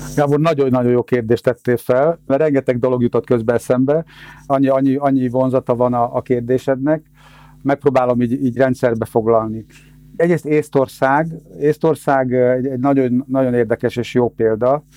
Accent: Hungary; mi, mint magyar állampolgárok

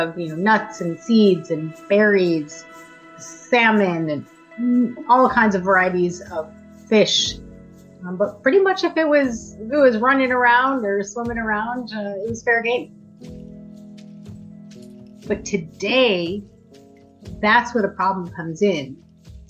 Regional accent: Buffalo, New York, United States; also born or lived in Fort Erie, Ontario / Six Nations, Ontario / Tyendinaga; now in Burlington, Canada; I was born and raised in Buffalo, lived in Fort Erie, lived at Six Nations for 20 years

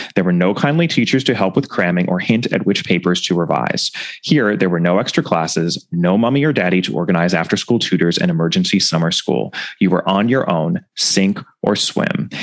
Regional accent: United States; as an American

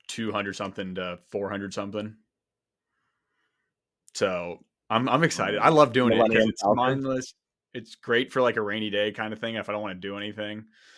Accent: Virginia, United States; No, I'm from Virginia. Yeah. And I can look outside and see the mountains.

